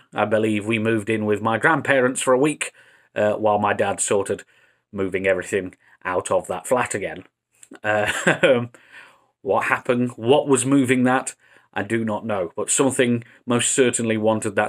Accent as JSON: {"language": "English", "town": "Derby", "region": "East Midlands", "country": "United Kingdom", "tie": "born or raised there", "said": "Derby is my hometown"}